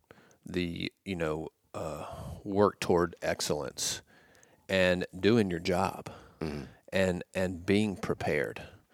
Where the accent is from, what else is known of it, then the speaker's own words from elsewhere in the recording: Cedartown, Georgia, United States; And I said, Coach, I'm from Cedartown, Georgia.